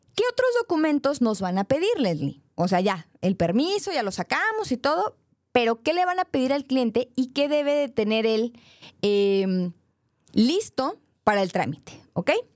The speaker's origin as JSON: {"language": "Spanish", "town": "Monterrey", "region": "Nuevo León", "country": "Mexico", "said": "yo soy de Monterrey, soy regia"}